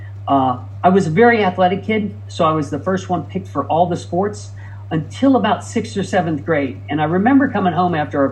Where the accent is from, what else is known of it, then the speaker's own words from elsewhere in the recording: Midwest, United States; moved away as an adult; also born or lived in Ohio; now in California, United States; I grew up in the Midwest